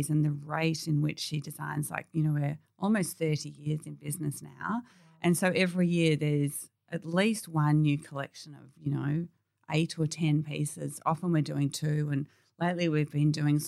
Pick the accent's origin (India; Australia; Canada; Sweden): Australia; Warrandyte, Victoria; we grew up in Warrantine and we just sort of down to earth girls